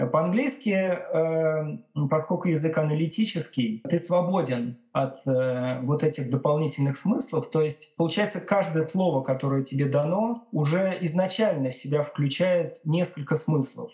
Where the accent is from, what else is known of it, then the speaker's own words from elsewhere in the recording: Tashkent, Uzbekistan; moved away as an adult; also born or lived in Belgium / Moscow, Russia; now in Bath, United Kingdom; я сам из Ташкента, я переехал в Бельгию в начале 2000 2000-х годов